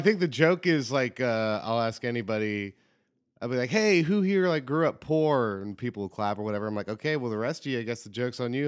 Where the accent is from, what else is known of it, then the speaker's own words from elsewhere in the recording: Cincinnati, Ohio, United States; I'm from Cincinnati. I was born and raised